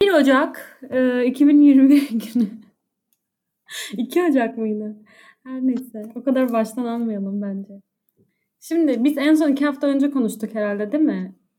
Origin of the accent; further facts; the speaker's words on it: Cizre, Şırnak Province, Turkey; moved away; ben Cizreliyim